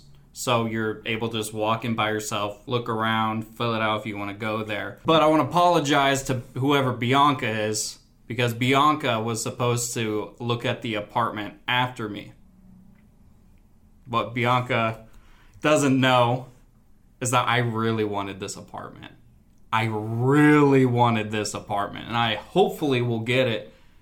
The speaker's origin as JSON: {"language": "English", "town": "Puyallup", "region": "Washington", "country": "United States", "tie": "born or raised there", "said": "in my hometown of Puyallup, Washington"}